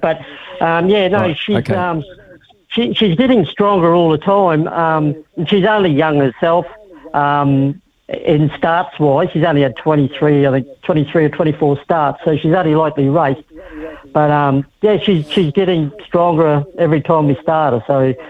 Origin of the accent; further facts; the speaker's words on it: Australia; moved away as an adult; I moved over from Australia in 2017, just before Christmas. I've been involved in racing all my life, been in horse racing with my dad over in Australia.